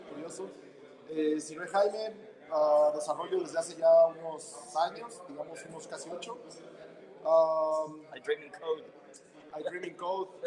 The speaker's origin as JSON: {"language": "Spanish", "region": "Mexico City", "country": "Mexico", "moved": "yes", "lives_now": "Guadalajara, Mexico", "said": "soy de Ciudad de México, sí, pero aquí en Guadalajara"}